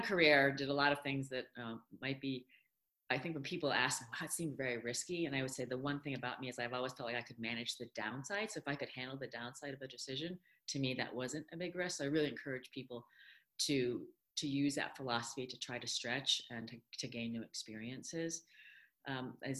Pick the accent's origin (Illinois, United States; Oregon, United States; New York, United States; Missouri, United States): New York, United States; upstate; English is a second language; I did not speak English until I was five. And it was pretty traumatizing going to school in upstate New York